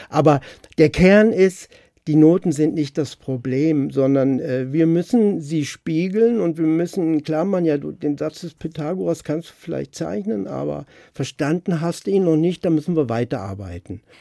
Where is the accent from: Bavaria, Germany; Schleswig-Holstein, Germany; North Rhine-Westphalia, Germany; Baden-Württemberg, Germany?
Baden-Württemberg, Germany; moved away as an adult; also born or lived in Stadtallendorf; Ich bin 13 Jahre in Baden-Württemberg zur Schule gegangen